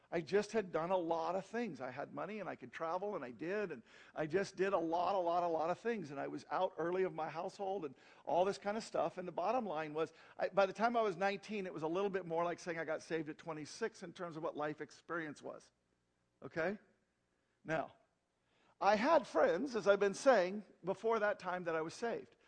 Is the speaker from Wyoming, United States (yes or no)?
yes; Wyoming, United States; moved away as an adult; also born or lived in Cheyenne, Wyoming / Arizona; I come from Wyoming.